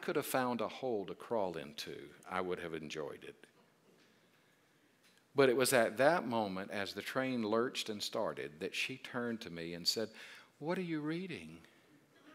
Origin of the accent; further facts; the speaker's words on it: South Carolina, United States; I'm from South Carolina